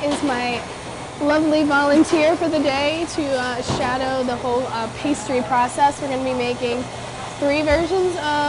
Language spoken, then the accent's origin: English; Virginia, United States; from where I'm from, right? Yeah. Virginia buttermilk biscuits.